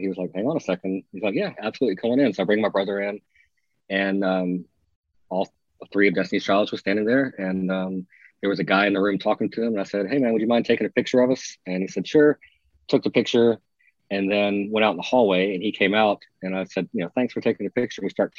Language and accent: English; Texas, United States; moved away; I think literally Kelly hired me because I was from Texas.